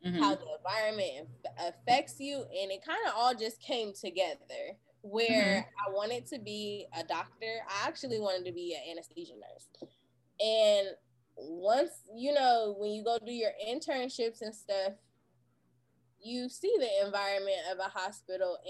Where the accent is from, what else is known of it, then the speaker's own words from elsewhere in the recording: Portland, Oregon, United States; I'm from Portland, Oregon